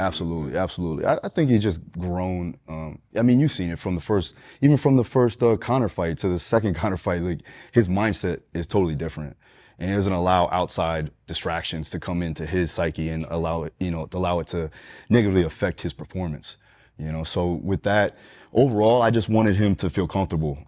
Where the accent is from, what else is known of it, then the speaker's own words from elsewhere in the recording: Deerfield Beach, Florida, United States; also born or lived in Fort Lauderdale, Florida; Here, Deerfield Beach, Florida, Broward County, primarily up and down Fort Lauderdale area